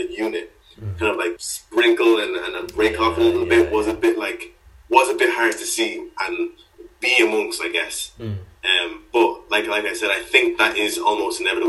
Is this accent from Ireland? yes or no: yes; Swords, Leinster, Ireland; I'm from Swords